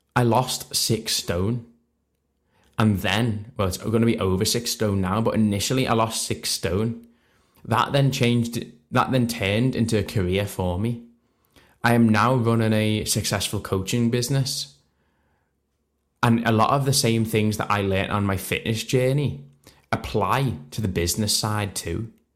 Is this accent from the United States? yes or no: no; Liverpool, North West England, United Kingdom; So I'm not from Manchester, I'm from Liverpool myself